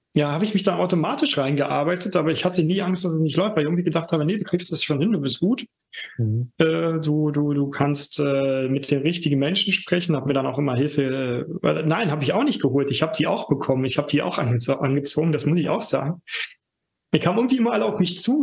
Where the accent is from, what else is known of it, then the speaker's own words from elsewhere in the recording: Germany; now in Berlin, Germany; ich komme aus der DDR sogar gebürtig